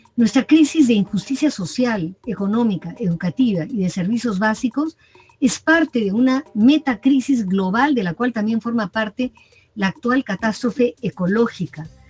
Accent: Peru; como peruanos

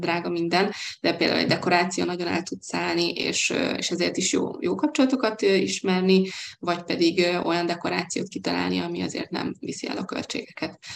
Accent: Hungary; moved away as an adult; now in Budapest, Hungary; vidéki vagyok, vidéken éltem, a szüleim még mindig ott élnek

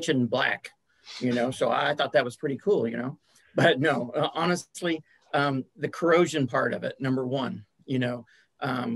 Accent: Lawrence, Kansas, United States; I'm from Lawrence, Kansas

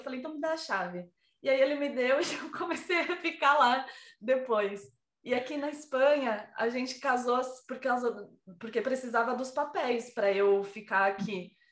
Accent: Brazil; now in Spain; eu sou brasileira

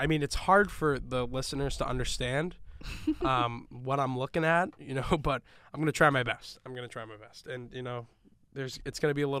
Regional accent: New York, United States; You know, like I'm from Long Island.

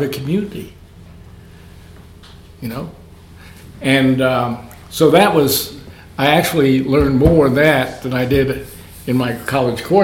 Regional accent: New York City, New York, United States; I grew up in New York City.

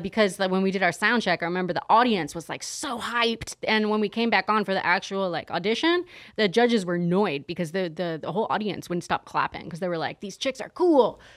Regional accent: San Diego, California, United States; moved away as an adult; also born or lived in Los Angeles; now in Las Vegas, United States; I'm actually from San Diego originally

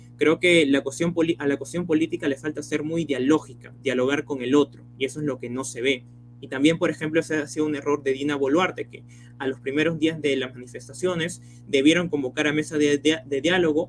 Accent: Chimbote, Ancash, Peru; now in Nuevo Chimbote, Peru; Nací en Chimbote, pero hace unos años me mudé a Nuevo Chimbote

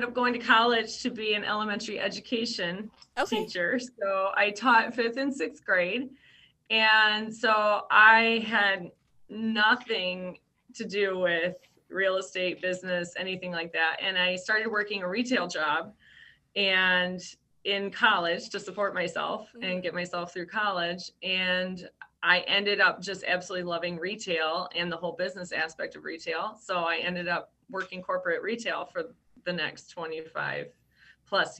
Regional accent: Traverse City, Michigan, United States; now in Brighton, United States; I'm from originally from Traverse City

